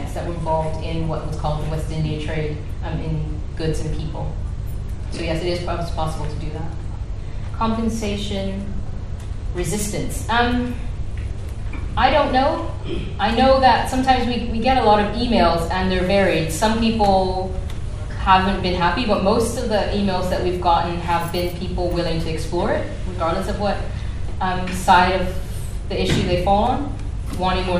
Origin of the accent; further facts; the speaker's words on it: Bermuda; now in United Kingdom; I'm from Bermuda